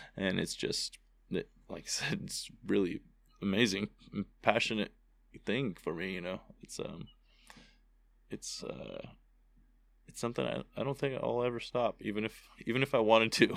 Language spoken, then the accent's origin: English; United States; I was born in Tahoe